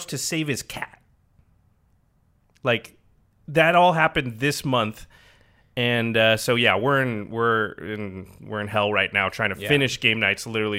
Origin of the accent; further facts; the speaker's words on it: Portland, Oregon, United States; moved away; I grew up in Portland